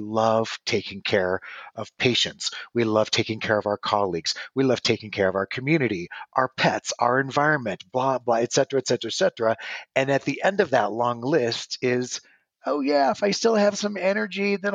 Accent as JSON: {"language": "English", "region": "Nebraska", "country": "United States", "tie": "born or raised there", "also_born_or_lived": "Los Angeles, California", "moved": "as an adult", "lives_now": "Arizona, United States", "said": "originally I was born and raised in Nebraska."}